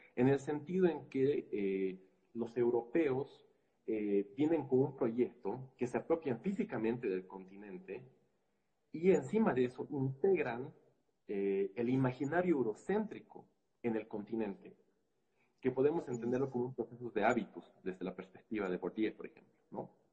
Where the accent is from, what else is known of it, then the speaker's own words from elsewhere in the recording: Bolivia; nuestra historia como eh, boliviana